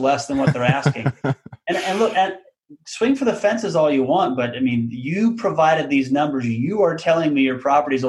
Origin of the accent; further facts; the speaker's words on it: Council Bluffs, Iowa, United States; also born or lived in Omaha, Nebraska; So I was born in Counts Bluffs, Iowa, which is just a suburb of Omaha, Nebraska. So I've actually born and raised in the Omaha area, you know, grew up here.